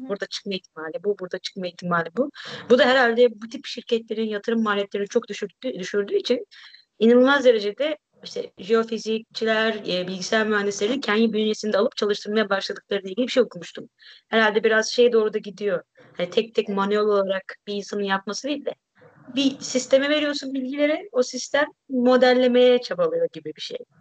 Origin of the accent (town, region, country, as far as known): Turkey; moved away